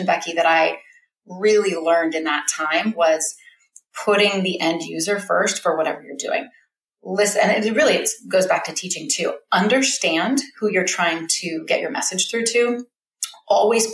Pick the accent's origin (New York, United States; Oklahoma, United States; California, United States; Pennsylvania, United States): California, United States; Bay Area; moved away as an adult; now in Alaska, United States; I'm a Californian originally. I was born and raised in the Bay Area